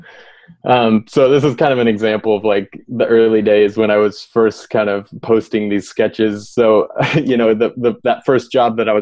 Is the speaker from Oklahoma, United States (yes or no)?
yes; Pryor, Oklahoma, United States; I grew up in Oklahoma in a little small town called Pryor